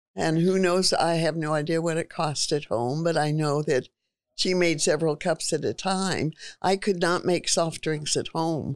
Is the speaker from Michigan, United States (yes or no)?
no; Stockton, California, United States; also born or lived in Sacramento, California; I was born in Stockton, California. Grew up there until I was in junior high school